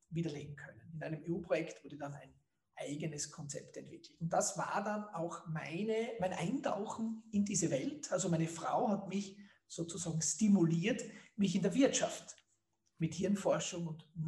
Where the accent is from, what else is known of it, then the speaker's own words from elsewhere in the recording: Leoben, Styria, Austria; ist in Leoben in Göss aufgewachsen, dort wo dieses bekannte gute Bier herkommt. Und ich bin auch in Leoben zur Schule gegangen, habe auch an der Montanuniversität Leoben studiert